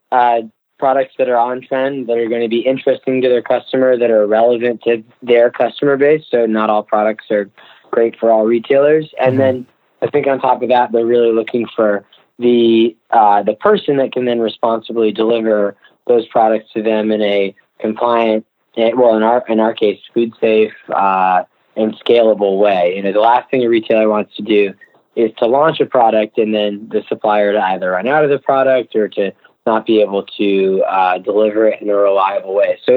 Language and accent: English; Virginia, United States; now in New York, United States; Yeah, so we we uh, we came from Virginia to New York uh, originally.